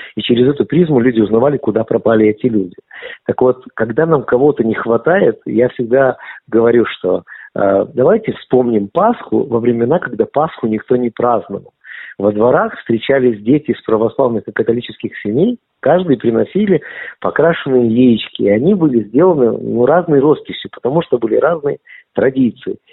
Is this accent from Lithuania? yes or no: yes; Lithuania; first language Russian; Я литовский еврей и очень этому горжусь